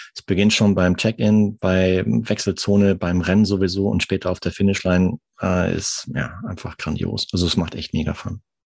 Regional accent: Arnsberg, North Rhine-Westphalia, Germany; moved away as an adult; also born or lived in Munich; now in France; ich komme aus dem Sauerland, aus Nordrhein-Westfalen, gebürtig

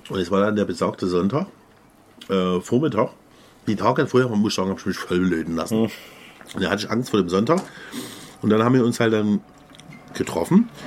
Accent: Dresden, Saxony, Germany; als Dresdner hätte ich Uftar machen müssen.

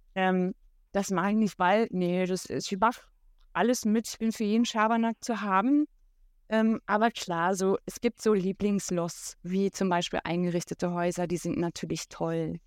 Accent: Berlin, Germany; Ich komme aus Berlin

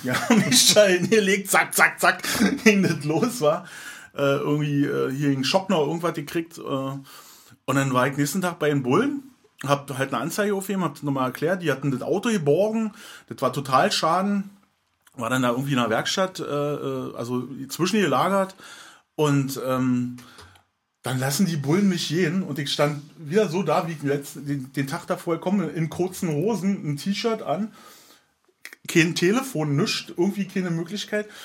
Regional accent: Berlin, Germany; also born or lived in Schöneweide, Berlin; Also ich bin ja in Köpenick geboren und bin hier in Hirschgarten groß geworden.

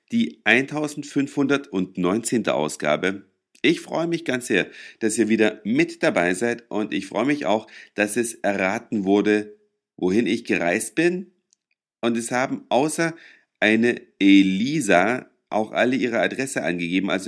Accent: Germany; Es ist ja immer ein bisschen schwierig, als Deutscher über Israel irgendwas zu sagen.

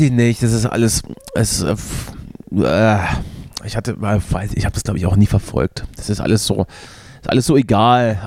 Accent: Germany; als Deutscher

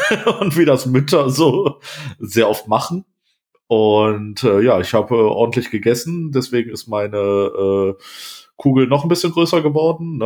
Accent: Wuppertal, North Rhine-Westphalia, Germany; in einer Großstadt wie äh, Wuppertal, wo ich groß geworden bin

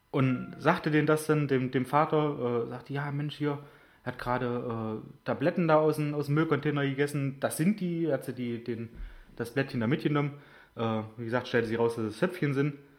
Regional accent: Germany; moved away; ich bin in Großonner aufgewachsen

